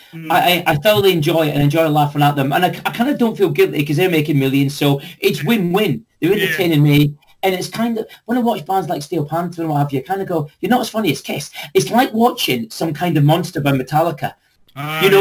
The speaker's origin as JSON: {"language": "English", "town": "Dundee", "region": "Scotland", "country": "United Kingdom", "also_born_or_lived": "London", "moved": "as an adult", "said": "I was from Dundee, but I moved to London in 1991."}